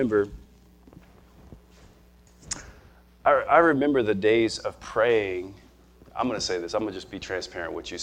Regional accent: Nebraska, United States; moved away; we're from Nebraska.

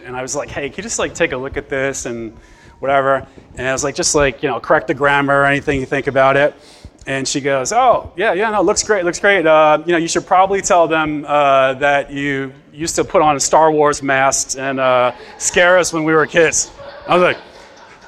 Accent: New York City, New York, United States; I'm from Bay Ridge, Brooklyn

